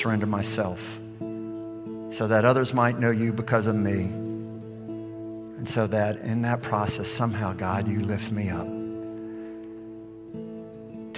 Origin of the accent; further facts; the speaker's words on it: Gulf Coast, United States; I'm from the Gulf Coast.